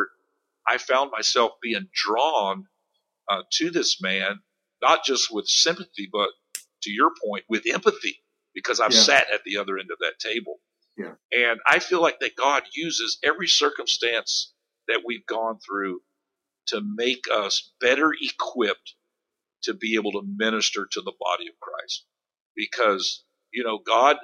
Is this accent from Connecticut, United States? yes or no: no; Space Coast, Florida, United States; I grew up here on the Space Coast.